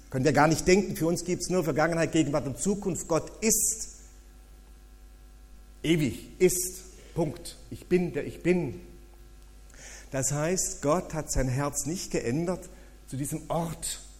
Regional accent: Germany; Sie ist Schweizerin, ich bin Deutscher. Und wir wohnen in Deutschland.

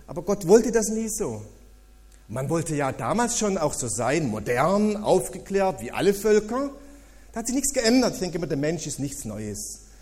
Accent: Germany; Sie ist Schweizerin, ich bin Deutscher. Und wir wohnen in Deutschland.

